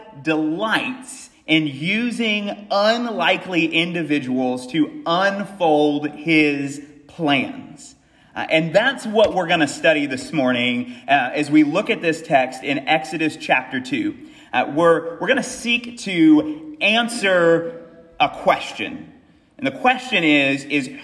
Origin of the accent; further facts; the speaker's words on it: United States; moved away; I'm from America